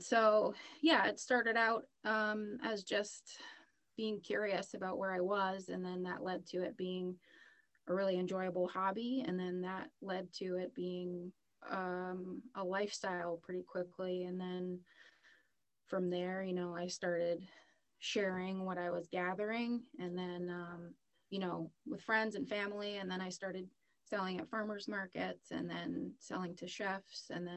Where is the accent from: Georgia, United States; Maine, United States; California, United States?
Maine, United States; southern; I'm born and raised in Maine, originally southern Maine